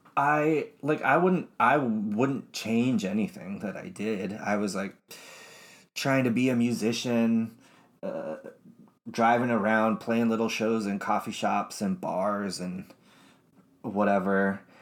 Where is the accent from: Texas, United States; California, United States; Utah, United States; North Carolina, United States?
Utah, United States; I was raised in Utah